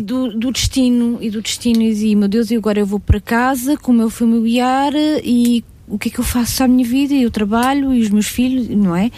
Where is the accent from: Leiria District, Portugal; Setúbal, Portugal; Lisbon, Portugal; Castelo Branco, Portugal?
Castelo Branco, Portugal; eu sou de Castelo Branco, de uma terrinha lá muito escondidinha de Castelo Branco